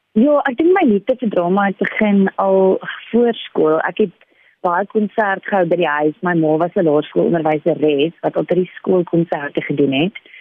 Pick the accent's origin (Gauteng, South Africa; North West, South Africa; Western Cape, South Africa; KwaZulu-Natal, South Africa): Western Cape, South Africa; Paarl; moved away as an adult; now in Cape Town, South Africa; Ek is oorspronklik van die Parel af. Ek was daar op skool.